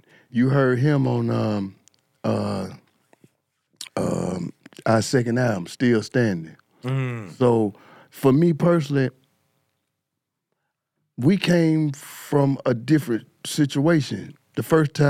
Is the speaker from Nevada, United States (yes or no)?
no; East Point, Georgia, United States; also born or lived in Atlanta, Georgia; I came from East Point. I got kicked out of East Point ninth grade.